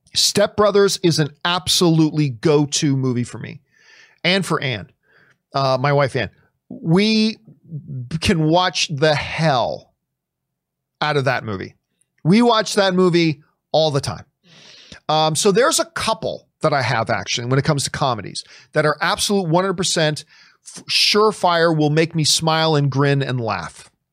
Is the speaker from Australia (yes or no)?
no; Hamilton, Ontario, Canada; moved away; Hamilton's my hometown